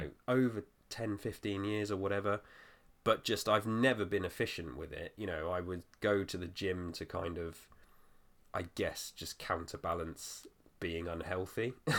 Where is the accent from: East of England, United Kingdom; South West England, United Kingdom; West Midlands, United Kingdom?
South West England, United Kingdom; Weymouth; my hometown was, like, a really small detour from where you were